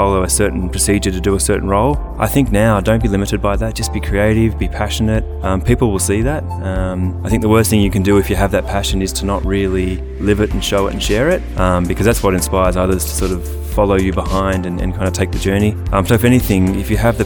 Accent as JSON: {"language": "English", "country": "Australia", "tie": "born or raised there", "said": "Australian, born and bred"}